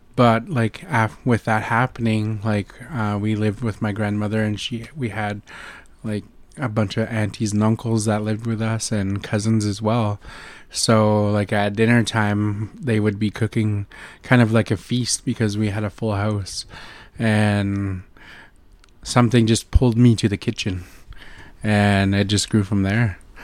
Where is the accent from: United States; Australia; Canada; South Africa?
Canada; North Vancouver, British Columbia; I'm from the Squamish Nation